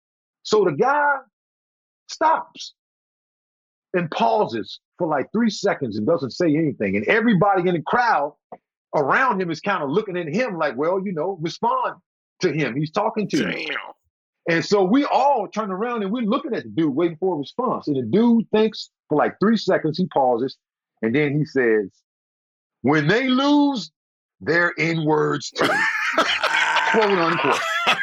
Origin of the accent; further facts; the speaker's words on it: the South, United States; You know, because again, you know, I'm from the South.